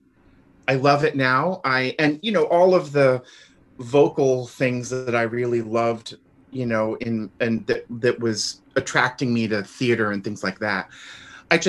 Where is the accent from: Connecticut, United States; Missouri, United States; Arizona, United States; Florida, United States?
Florida, United States; also born or lived in New York City, United States / Milwaukee, United States; now in Dallas, United States; I was born in Florida, but we lived for a while in New York City. And that was when I was in elementary school